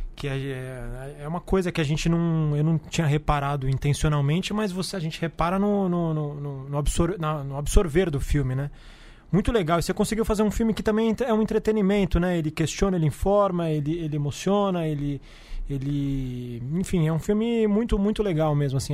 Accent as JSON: {"language": "Portuguese", "region": "São Paulo", "country": "Brazil", "said": "como paulistano"}